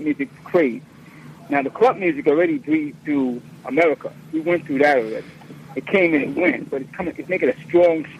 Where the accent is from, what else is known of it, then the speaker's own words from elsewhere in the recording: New York, United States; Born and raised in New York